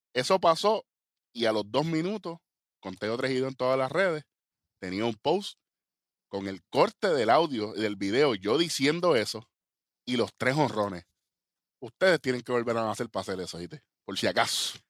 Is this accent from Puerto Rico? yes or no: yes; Puerto Rico; nosotros somos boricuas